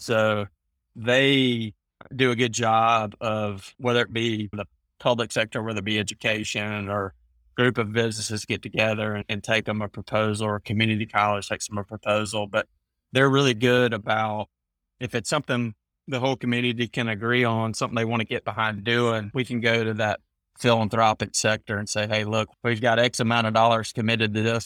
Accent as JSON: {"language": "English", "region": "Alabama", "country": "United States", "tie": "born or raised there", "also_born_or_lived": "Mississippi", "said": "But Alabama's where I've grown up and lived."}